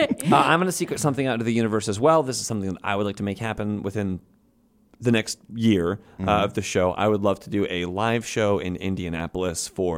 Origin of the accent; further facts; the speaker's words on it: United Kingdom; Listen, we're both from Britain.